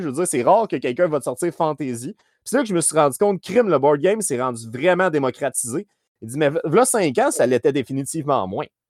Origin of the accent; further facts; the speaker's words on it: Saint-Hyacinthe, Quebec, Canada; je viens de Saint-Hyacinthe